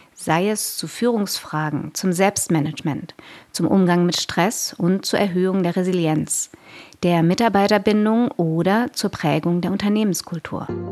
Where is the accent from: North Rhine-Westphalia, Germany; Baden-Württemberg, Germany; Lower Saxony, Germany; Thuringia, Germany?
Baden-Württemberg, Germany; Konstanz; now in Berlin, Germany; Unser Firmenhauptsitz ist in meiner Geburtsstadt, im schönen Konstanz am Bodensee